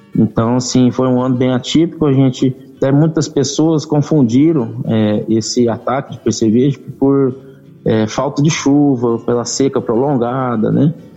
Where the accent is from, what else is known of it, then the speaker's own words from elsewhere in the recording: Aramina, São Paulo, Brazil; moved away as an adult; now in Rio Verde, Brazil; eu não sou de, de Rio Verde, eu sou do interior de São Paulo, de Aramina, São Paulo. Já estou aqui em Rio Verde desde 2014, né, aqui em Goiás